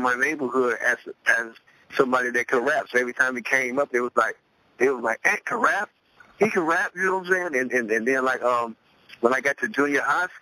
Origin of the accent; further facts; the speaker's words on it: Cleveland, Ohio, United States; I grew up in Cleveland, Ohio, the east side of Cleveland, Ohio